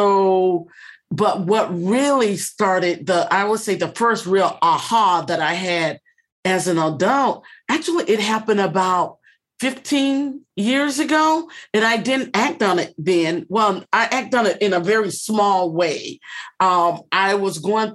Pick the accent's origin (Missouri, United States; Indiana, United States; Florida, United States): Florida, United States; South; also born or lived in South Georgia; I'm originally from South Florida, the Pompano Beach, Fort Lauderdale area, Miami Beach area